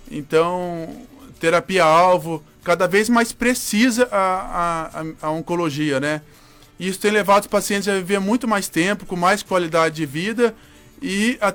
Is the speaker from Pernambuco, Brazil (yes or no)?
no; Avaré, São Paulo, Brazil; born there; moved away; Isso, eu sou, sou, sou nascido em Avaré, interior de São Paulo. Uma cidade pequena lá do interior de São Paulo.